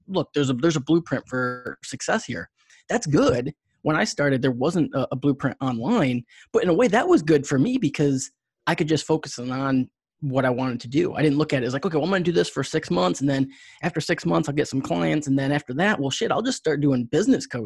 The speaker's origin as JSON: {"language": "English", "region": "New York", "country": "United States", "tie": "born or raised there", "said": "I grew up in New York"}